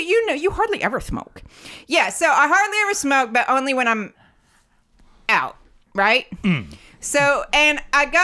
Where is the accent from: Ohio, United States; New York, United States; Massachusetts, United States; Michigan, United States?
Ohio, United States; moved away as an adult; now in United Kingdom